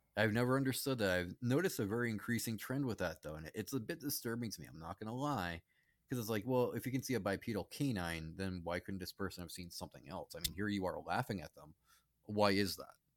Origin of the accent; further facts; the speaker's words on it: Charlton, Massachusetts, United States; growing up in Charlton and Massachusetts, that's a small town